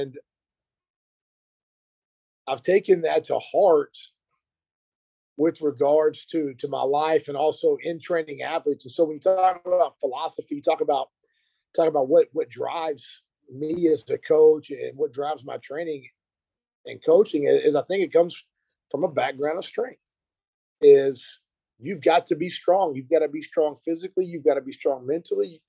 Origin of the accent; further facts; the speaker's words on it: Burkburnett, Texas, United States; also born or lived in Kansas / Virginia; I'm from a small town in North Texas, Burke Burnett.